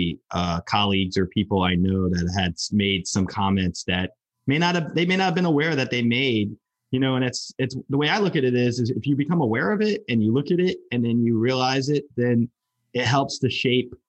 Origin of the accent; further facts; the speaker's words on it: northern New Jersey, United States; I grew up in northern New Jersey, right outside Manhattan.